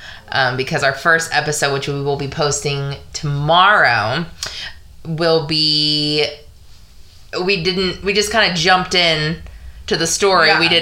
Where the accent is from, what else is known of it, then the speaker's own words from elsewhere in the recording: Dallas, Texas, United States; DFW. Born and raised.